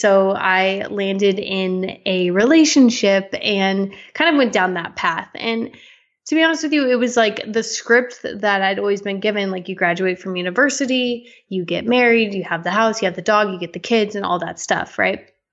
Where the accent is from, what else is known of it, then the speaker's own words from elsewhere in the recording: Las Vegas, Nevada, United States; now in Canada; I was born in Las Vegas, Nevada.